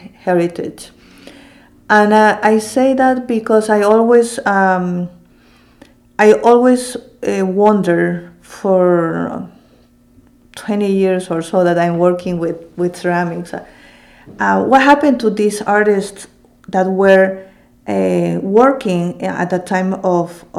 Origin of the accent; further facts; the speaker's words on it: Lima, Peru; also born or lived in Cusco; now in Philadelphia, United States; I'm also from Cusco, and as I said earlier, Cusco was the capital of the Inca Empire, and I was raised in Lima, but my parents both are from Cusco.